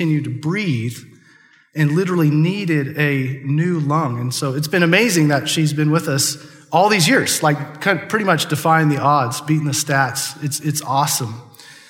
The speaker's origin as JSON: {"language": "English", "area": "Chatter", "region": "Nebraska", "country": "United States", "tie": "born or raised there", "said": "I grew up in Chatter, Nebraska"}